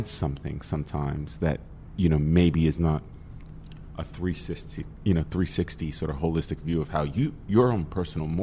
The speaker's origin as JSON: {"language": "English", "town": "New York City", "region": "New York", "country": "United States", "tie": "born or raised there", "said": "I grew up in Staten Island"}